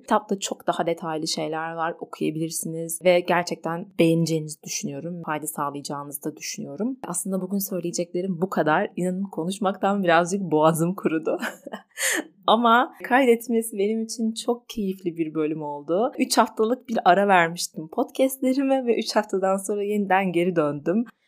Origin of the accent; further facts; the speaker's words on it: Turkey; İyi ki bu topraklarda doğduk. Bazen ne kadar öfkelensem bile bu ülkede yaşadığım için kendimi mutlu ve şanslı hissediyorum.